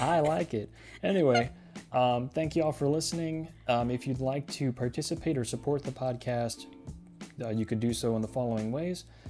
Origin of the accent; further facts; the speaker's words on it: Laredo, Texas, United States; born in Laredo